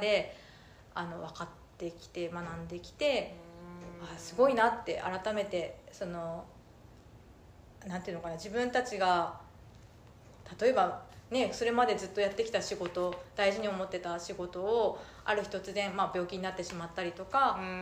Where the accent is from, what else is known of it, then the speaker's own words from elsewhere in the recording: Minamata, Kumamoto, Japan; 水俣で生まれて育ってあの大学と就職はちょっと一回外に出ましたけれども、えー、っと7年前に水俣に